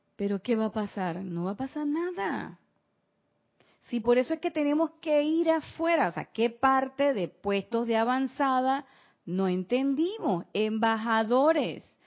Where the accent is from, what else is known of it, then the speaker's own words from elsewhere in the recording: Panama; así son los panameños